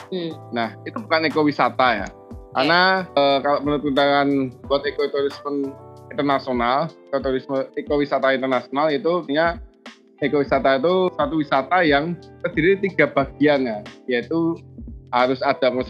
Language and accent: Indonesian; Yogyakarta, Special Region of Yogyakarta, Indonesia; Saya asli Yogyakarta.